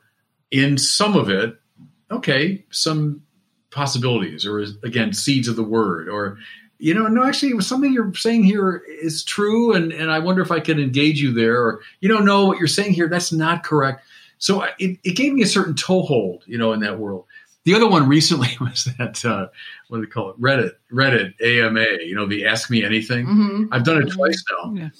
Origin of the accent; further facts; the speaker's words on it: Chicago, Illinois, United States; I'm a Chicagoan and I lived through the Michael Jordan period.